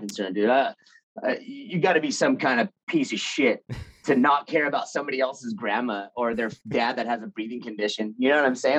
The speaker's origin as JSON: {"language": "English", "town": "Anaheim", "region": "California", "country": "United States", "tie": "born or raised there", "said": "I was born in Anaheim. Grew up in Anaheim"}